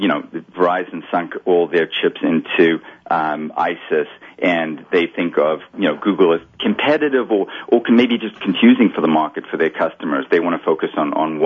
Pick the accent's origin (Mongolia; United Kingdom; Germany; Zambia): Zambia; Kitwe, Copperbelt Province; moved away; when I opened my first bank account as a kid, you know, talking about banking, you know, it was in a physical bank in Kitwe